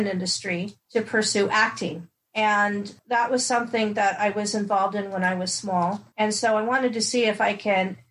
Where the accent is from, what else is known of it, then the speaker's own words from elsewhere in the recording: Los Angeles, California, United States; also born or lived in London, England; I was raised in Los Angeles, California